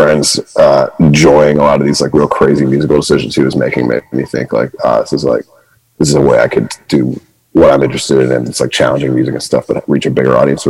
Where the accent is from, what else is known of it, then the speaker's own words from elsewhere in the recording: Winchester, Massachusetts, United States; moved away as an adult; now in Los Angeles, United States; I'm from Winchester. It's near like Medford and Arlington